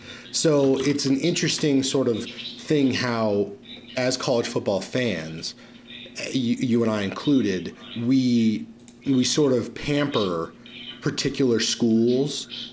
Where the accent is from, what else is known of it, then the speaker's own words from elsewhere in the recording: Utah, United States; we've stated that we're from Utah.